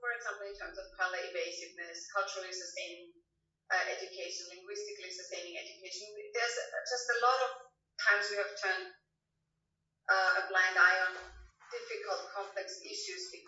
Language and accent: English; Austria; now in Finland; I'm actually not a so-called native born Finn. I'm actually from Austria, but I am, so in some sense I'm a migrant as well